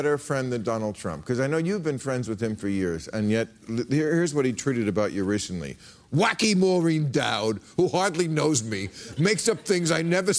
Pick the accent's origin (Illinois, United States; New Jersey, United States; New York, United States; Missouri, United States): New Jersey, United States; moved away; this is my home state